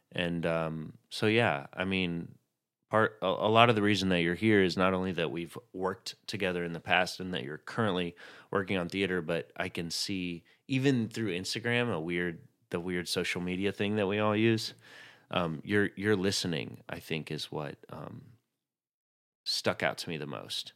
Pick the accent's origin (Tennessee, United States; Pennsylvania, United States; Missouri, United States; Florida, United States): Tennessee, United States; Chattanooga; I grew up in Chattanooga, Tennessee